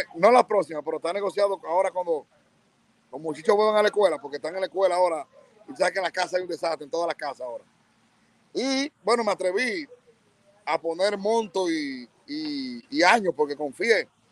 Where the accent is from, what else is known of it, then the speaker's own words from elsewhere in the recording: Bonao, Monseñor Nouel, Dominican Republic; Y Bonao, mi pueblo, siempre.